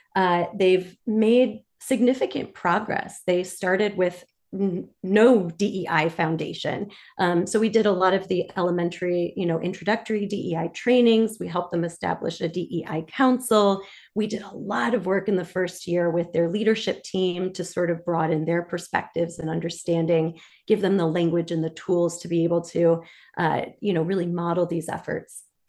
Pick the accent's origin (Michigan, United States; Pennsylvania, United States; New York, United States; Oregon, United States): Michigan, United States; Detroit; moved away as an adult; now in Washington, D.C., United States; I'm originally from Detroit, Michigan